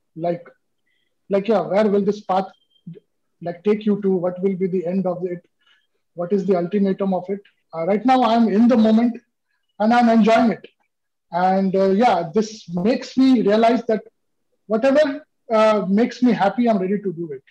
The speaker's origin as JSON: {"language": "English", "country": "India", "said": "I'm from India"}